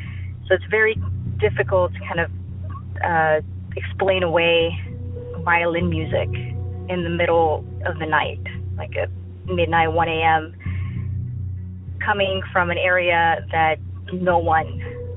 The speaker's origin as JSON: {"language": "English", "town": "Houston", "region": "Texas", "country": "United States", "said": "I'm from Houston, Texas"}